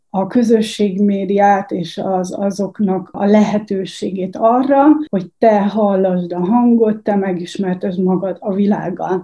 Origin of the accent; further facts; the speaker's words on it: Bócsa, Bács-Kiskun, Hungary; moved away as an adult; Bács Kiskun megye Bócsa